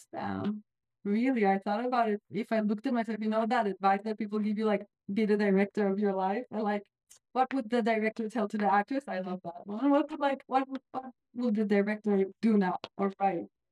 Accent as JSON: {"language": "English", "country": "Israel", "moved": "yes", "said": "I'm from Israel"}